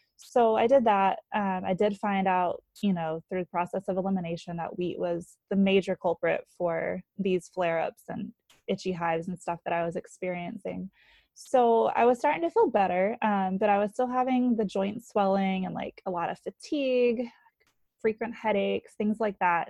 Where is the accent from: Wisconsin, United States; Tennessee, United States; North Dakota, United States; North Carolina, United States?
North Carolina, United States; moved away as an adult; now in New Hampshire, United States; I grew up in North Carolina.